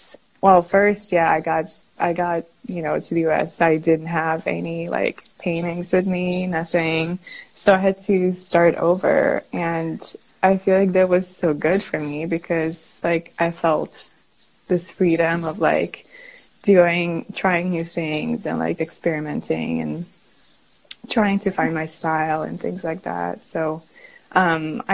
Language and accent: English; Russia; now in San Francisco, United States; I currently live in San Francisco, California. And I originally, I'm from Russia and from like a really, really tiny town in the middle of nowhere.